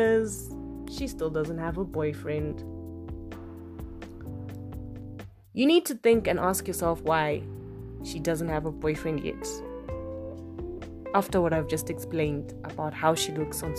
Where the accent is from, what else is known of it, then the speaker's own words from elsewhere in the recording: Zimbabwe; we come from Africa, we come from Zimbabwe